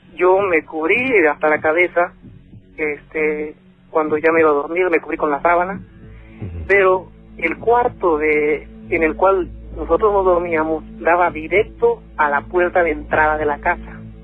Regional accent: León, Guanajuato, Mexico; also born or lived in northern California; now in United States; yo soy de León, Guanajuato

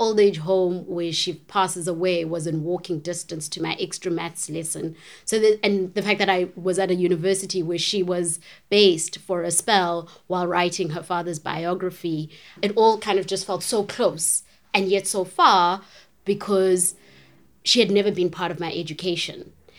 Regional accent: East London, Eastern Cape, South Africa; I'm from East London

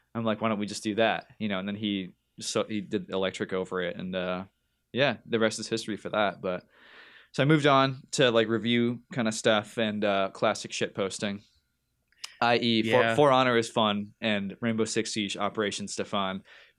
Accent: North Carolina, United States; born there; also born or lived in New Jersey / New Hampshire; Well, I was born in North Carolina, so I got rebel in my blood.

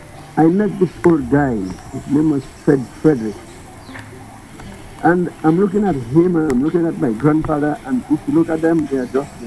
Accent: Dominica; When I was born and bred on the Carib Reserve, on the Carib territory

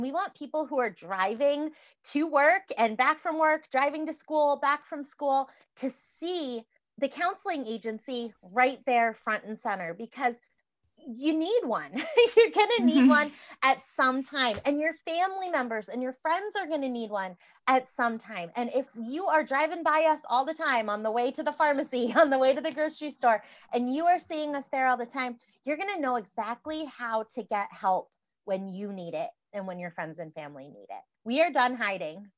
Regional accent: Massachusetts, United States; now in Iowa, United States; So I'm from Massachusetts.

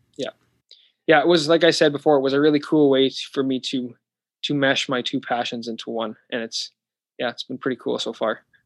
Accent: Canada; also born or lived in Saskatoon; I'm in Florida recording this, and I'm from Canada

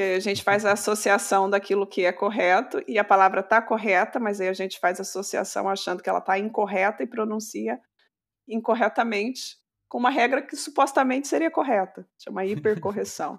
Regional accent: Brazil; nós, uh, brasileiros

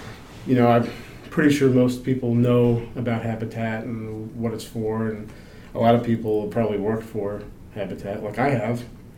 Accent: United States; moved away as an adult; also born or lived in Virginia; I grew up on Chesapeake Bay.

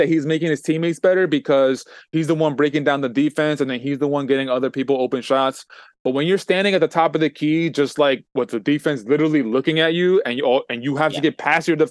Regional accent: New York, United States; I'm from New York.

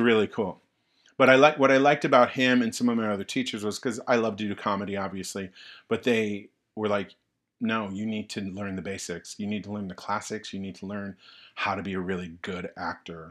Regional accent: Tonawanda, New York, United States; the town of Tonawanda. New York, yeah, where I'm from

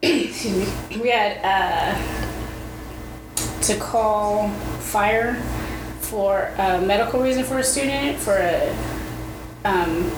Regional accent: Northern California, United States; moved away as an adult; also born or lived in Phoenix, Arizona; now in Georgia, United States; Originally from California

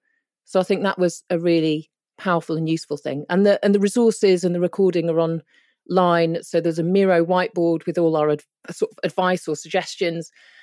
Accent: North West England, United Kingdom; I mean, my mum's Indian and my dad's Polish. I grew up in Cheshire near Manchester.

